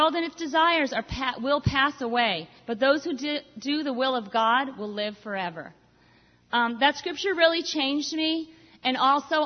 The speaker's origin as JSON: {"language": "English", "town": "Boston", "region": "Massachusetts", "country": "United States", "said": "I'm Irish, French, I'm from Boston, I'm Italian, half Italian"}